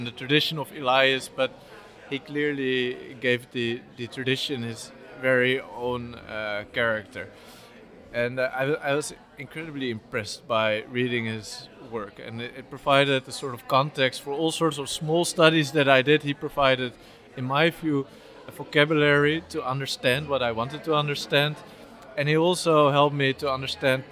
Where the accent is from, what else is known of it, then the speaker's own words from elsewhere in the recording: Amsterdam, North Holland, Netherlands; also born or lived in Nijmegen / Rotterdam; I was born and raised in Amsterdam